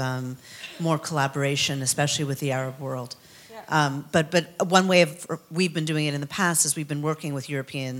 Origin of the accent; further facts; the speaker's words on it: Canada; I'm a producer from Canada